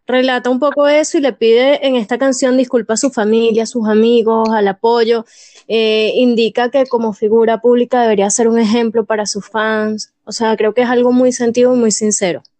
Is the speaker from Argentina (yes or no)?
no; Venezuela; Yo como buena venezolana